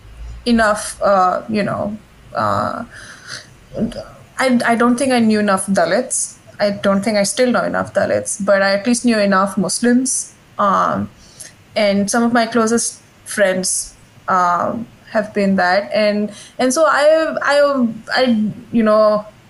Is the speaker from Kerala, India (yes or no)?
no; Gujarat, India; I grew up in Gujarat.